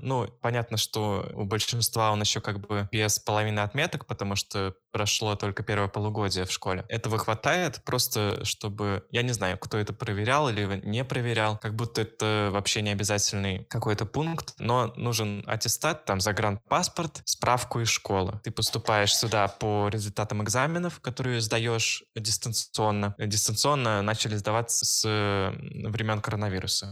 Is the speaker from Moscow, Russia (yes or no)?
no; Saint Petersburg, Russia; moved away as an adult; now in Kuopio, Finland; Я родом из Санкт-Петербурга